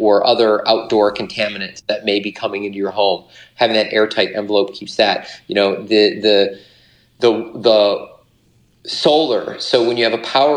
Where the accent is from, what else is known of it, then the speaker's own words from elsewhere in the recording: Michigan, United States; I'm from Michigan